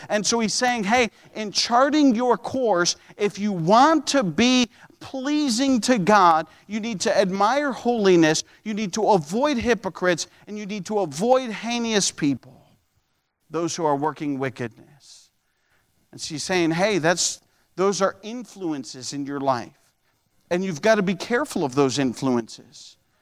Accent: upstate New York, United States; moved away as an adult; also born or lived in Ohio; in upstate New York. Upstate New York had car inspections. I remember I came to Bible college

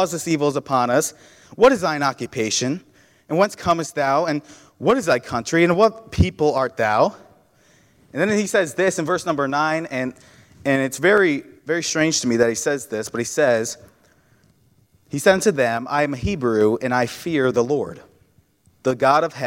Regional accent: New York, United States; moved away as an adult; now in Ohio, United States; I grew up in New York. I've known New York my whole life

